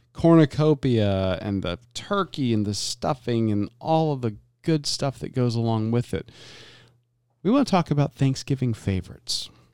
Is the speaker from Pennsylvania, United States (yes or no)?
no; Florida, United States; growing up in Florida, eh, and both of my parents being from the Deep South